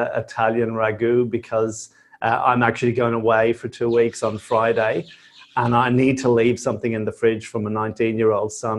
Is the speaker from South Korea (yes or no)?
no; Dublin, Leinster, Ireland; moved away as an adult; now in Australia; Yeah, so I'm originally from Dublin. I came out to Australia 26 odd years ago as a backpacker